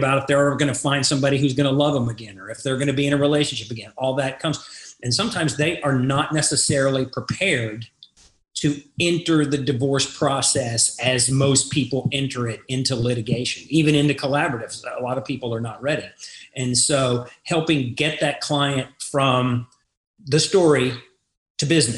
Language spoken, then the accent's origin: English; Groves, Texas, United States; moved away as an adult; also born or lived in Galveston, Texas / Beaumont, Texas; now in Dallas, United States; I'm a native Texan. I come from Southeast Texas, a small town called Groves